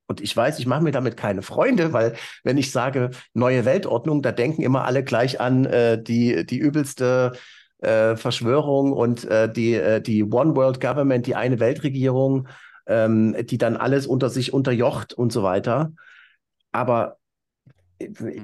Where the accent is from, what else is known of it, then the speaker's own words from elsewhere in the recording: East Germany, Germany; als Ossi, der die deutsche Wiedervereinigung bewusst miterlebt hat